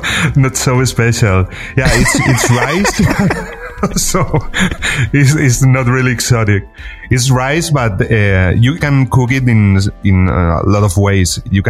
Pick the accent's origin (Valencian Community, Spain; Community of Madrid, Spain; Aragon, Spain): Valencian Community, Spain; Alicante; English is a second language; I'm from Spain. I live in the east of Spain, in a city called Alicante.